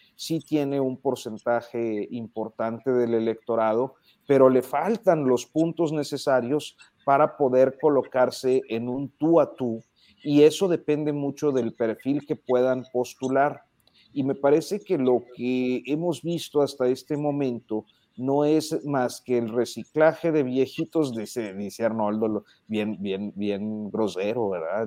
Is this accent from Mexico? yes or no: yes; Coahuila, Mexico; mi terruño, que es el estado de Coahuila